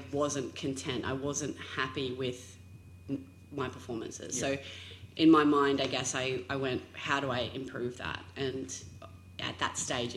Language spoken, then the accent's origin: English; Townsville, Queensland, Australia; I grew up in Townsville in North Queensland